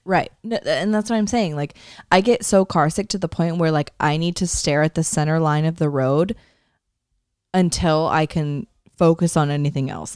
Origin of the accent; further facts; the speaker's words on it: the Bay Area, California, United States; moved away; he's from my hometown